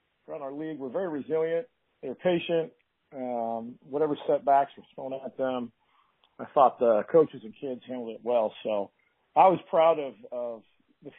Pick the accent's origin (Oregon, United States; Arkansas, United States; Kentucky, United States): Oregon, United States; Beaverton; So I grew up in Beaverton, born and raised.